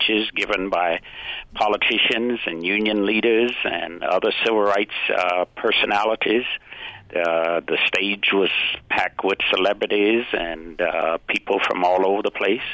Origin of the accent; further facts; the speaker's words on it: Georgia, United States; I grew up in Georgia during the separate but equal days